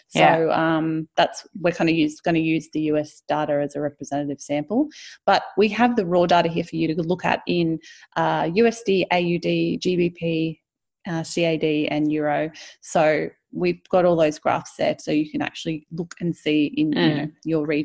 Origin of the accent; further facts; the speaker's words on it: Australia; we're Australian